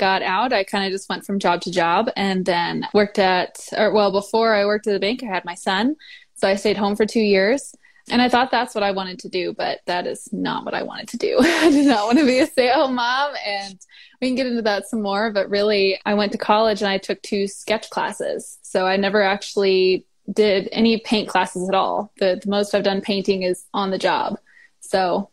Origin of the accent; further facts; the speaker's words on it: Marshfield, Missouri, United States; I am from Marshfield, Missouri.